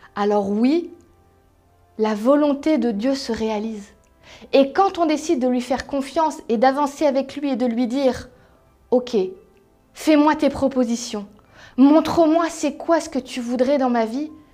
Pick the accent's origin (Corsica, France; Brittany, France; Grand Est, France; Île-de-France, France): Grand Est, France; Strasbourg; moved away as an adult; now in Paris region, France; je suis alsacienne, strasbourgeoise au départ, très fière de l'être